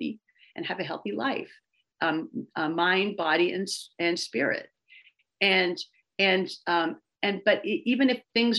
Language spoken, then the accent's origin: English; San Francisco, California, United States; I grew up in San Francisco